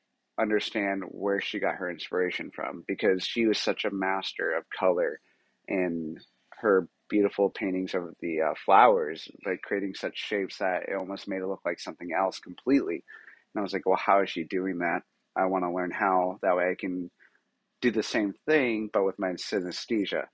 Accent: New Mexico, United States; New Mexico, where I'm from, and I'm super proud to say that, I'm from New Mexico, and I'm a New Mexican

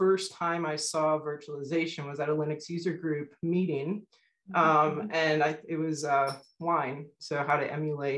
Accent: South Florida, United States; I grew up in South Florida

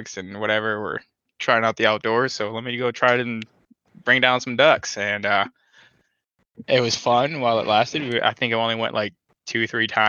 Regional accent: Minnesota, United States; also born or lived in North Carolina; I was born and raised in Minnesota, been in Minnesota all my life

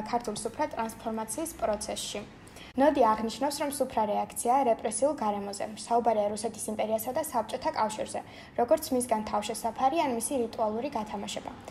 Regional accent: Batumi, Adjara, Georgia; ჩვენი მშობლიური ქალაქი ბათუმი.

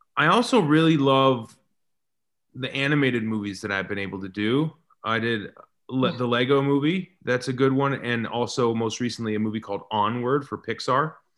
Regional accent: Seattle, Washington, United States; I'm from Seattle

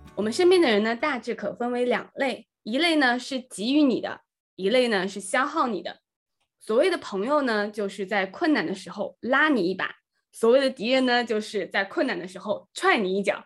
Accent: Nanjing, Jiangsu, China; 我从小是在南京长大

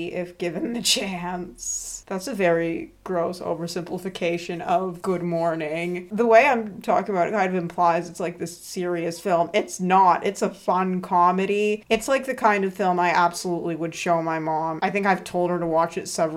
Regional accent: Ottawa, Ontario, Canada; I grew up in Westboro in Ottawa, Ontario.

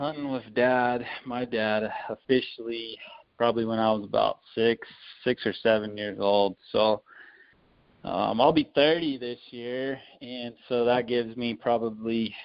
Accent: Farmington, New Mexico, United States; also born or lived in Bloomfield, New Mexico; I grew up here in Farmington, New Mexico, which is right up in like the northwest corner of New Mexico

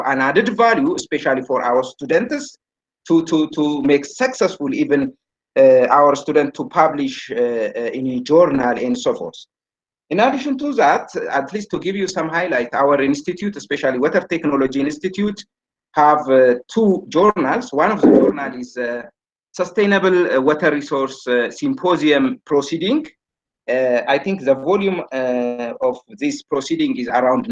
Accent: Ethiopia; also born or lived in Germany; I returned back to my home country, and currently I'm working in Arba Minch University

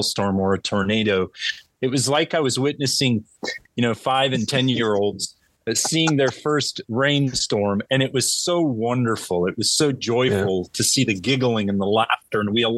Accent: California, United States; We're from California.

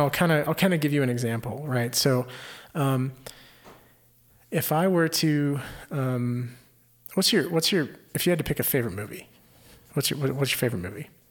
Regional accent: Houston, Texas, United States; I grew up in the Houston area

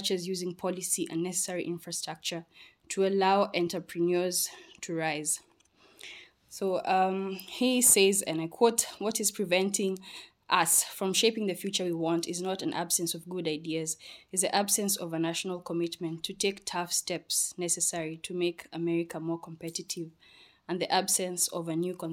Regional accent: Kenya; my home country, Kenya

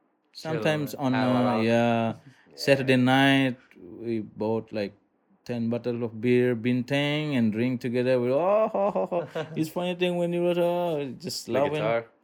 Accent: Buduk, Bali, Indonesia; I'm from Buduk

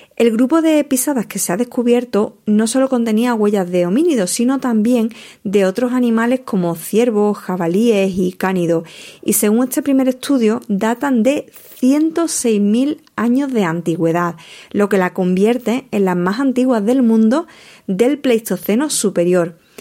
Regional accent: Almonte, Andalusia, Spain; en mi tierra, más concretamente en la playa de Matalascaña

